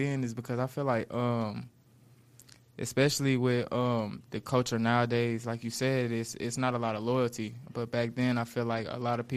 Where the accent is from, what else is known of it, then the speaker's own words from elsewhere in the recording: Fayetteville, North Carolina, United States; also born or lived in Gardner, Massachusetts; now in Dallas, United States; I'm originally from Fayetteville, North Carolina. I was born in Gardner, Massachusetts, though.